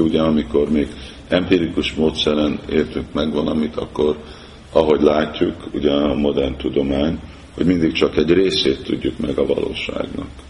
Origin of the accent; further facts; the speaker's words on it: Hungary; mi most Magyarországon élünk, magyarnak születtünk